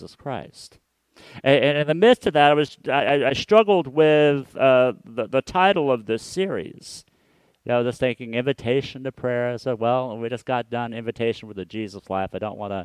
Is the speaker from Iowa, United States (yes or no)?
no; Hutchinson, Kansas, United States; also born or lived in Wichita, Kansas; I grew up in Hutchinson, Kansas, which is a town that is 45 minutes northwest of Wichita, Kansas.